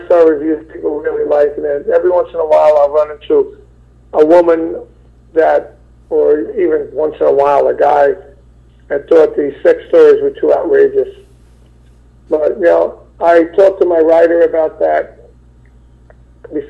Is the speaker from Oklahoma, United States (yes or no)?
no; New York City, New York, United States; I'm from Brooklyn